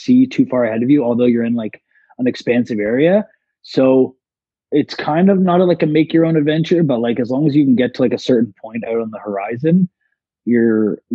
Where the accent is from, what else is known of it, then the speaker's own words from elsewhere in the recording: Toronto, Ontario, Canada; I'm from Toronto